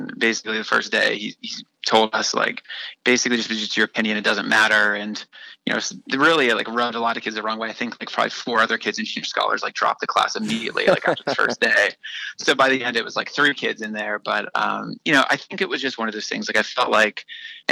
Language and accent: English; Columbus, Ohio, United States; moved away as an adult; also born or lived in Las Vegas, Nevada / Los Angeles, California; I grew up in Columbus